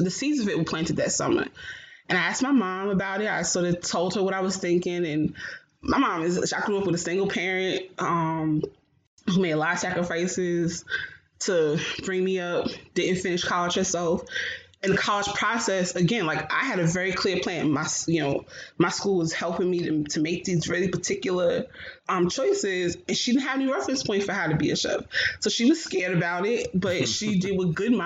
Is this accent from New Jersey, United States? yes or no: yes; Newark, New Jersey, United States; I grew up born and raised in Newark, New Jersey